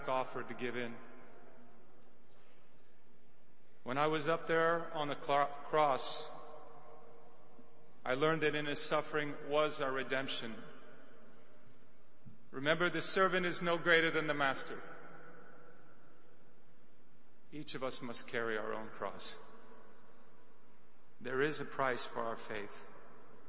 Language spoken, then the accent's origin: English; Mount Vernon, Washington, United States; my hometown of Mount Vernon, Washington